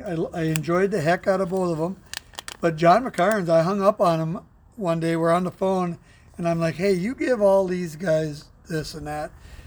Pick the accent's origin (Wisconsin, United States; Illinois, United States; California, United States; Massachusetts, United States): Wisconsin, United States; Green Bay; I came from Green Bay